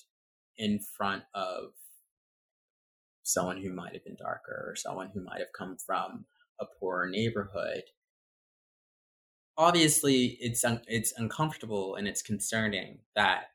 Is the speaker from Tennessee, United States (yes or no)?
yes; Nashville, Tennessee, United States; also born or lived in New Haven, Connecticut / Baltimore, Maryland; now in New York City, United States; I was born in New Haven, Connecticut, and then we moved to Baltimore, and I stayed there until I was 8. Eventually, we moved to Nashville, and that was a culture shock and a half. That was an interesting environment